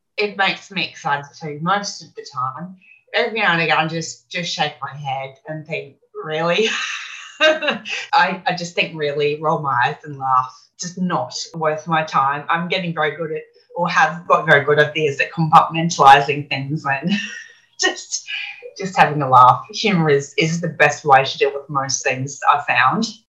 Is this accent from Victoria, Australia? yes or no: no; Brisbane, Queensland, Australia; I grew up here in Brisbane, in Australia, Brisbane.